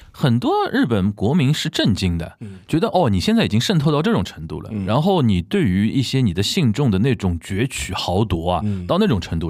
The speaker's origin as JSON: {"language": "Chinese", "region": "Shanghai", "country": "China", "said": "我们上海人叫底兜的"}